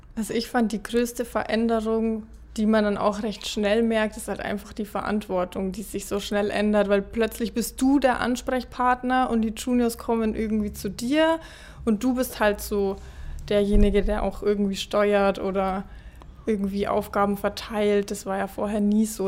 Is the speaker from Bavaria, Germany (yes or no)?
yes; Ingolstadt, Bavaria, Germany; ich bin 24, bin aus Ingolstadt